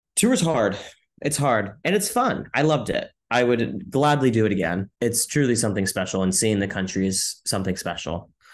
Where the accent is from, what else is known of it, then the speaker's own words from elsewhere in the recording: Modesto, California, United States; now in New York City, United States; I grew up in Modesto, California